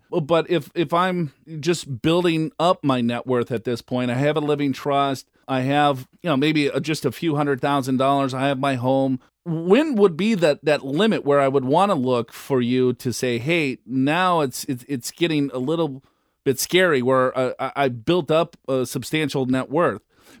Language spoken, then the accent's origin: English; Minnesota, United States; I'm from Minnesota